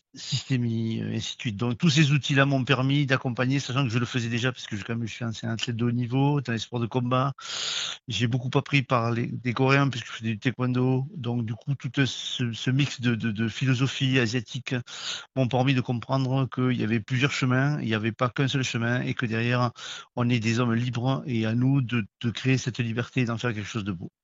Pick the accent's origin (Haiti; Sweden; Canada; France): France; Toulouse, Occitania; je suis toulousain